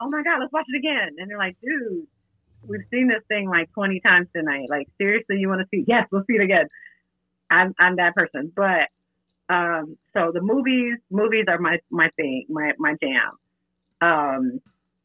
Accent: Augusta, Georgia, United States; We're both from Augusta, Georgia, and we both went to the same high school.

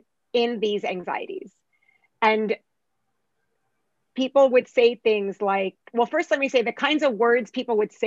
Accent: United States; also born or lived in Arab region / North Africa (ancestry); even though I'm from that part of the world, I was raised in the United States

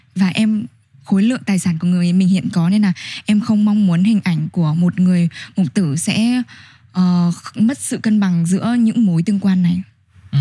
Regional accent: Nam Định, Vietnam; moved away; em quê ở Nam Định

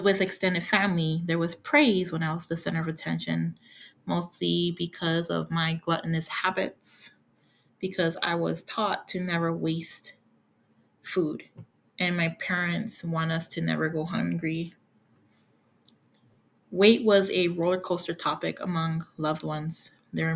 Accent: Hawaii, United States; moved away; also born or lived in California; I've been born and raised in Hawaii, lived in California for estimate a decade, and have been in the current red state for a year or over

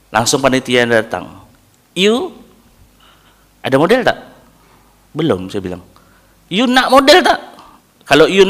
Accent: Indonesia; saya dari Indon saya nak ikut barber battle Asia

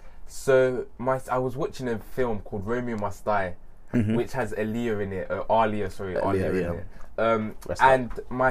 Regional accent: Senegal; I'm from Senegal

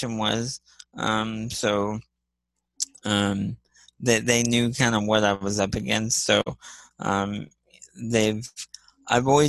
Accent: Columbus, Ohio, United States; I'm from Columbus, Ohio

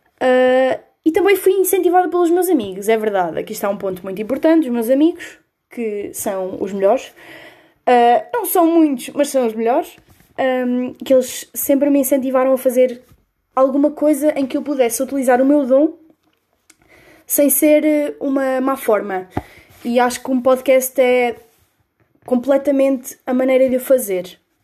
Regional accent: Coimbra, Centro, Portugal; eu sou de Coimbra, tenho 17 anos

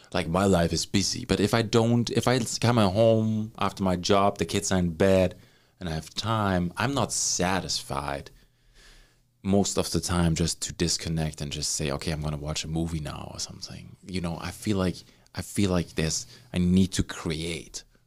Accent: Germany; now in Canada

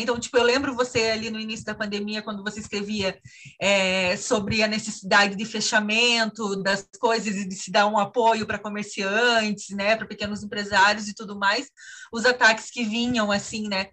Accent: Santa Cecília, Santa Catarina, Brazil; moved away; eu fui para Santa Cecília no Natal, né, lá na minha cidade

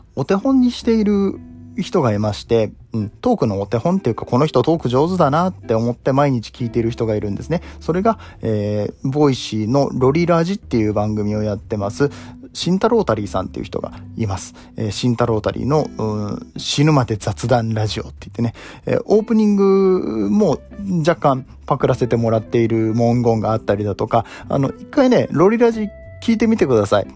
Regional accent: Nagoya, Aichi, Japan; まあ僕名古屋出身なんですけど

